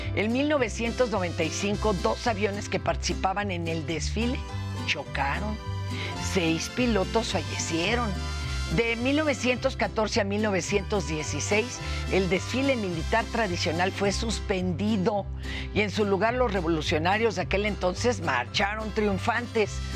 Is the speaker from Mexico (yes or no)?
yes; Mexico; como buenos mexicanos, pues, nos encanta la fiesta